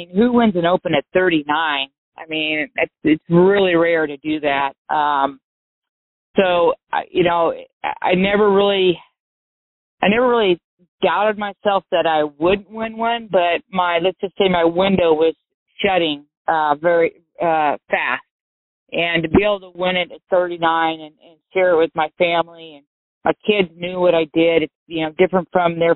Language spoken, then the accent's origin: English; Santa Cruz, California, United States; born or raised there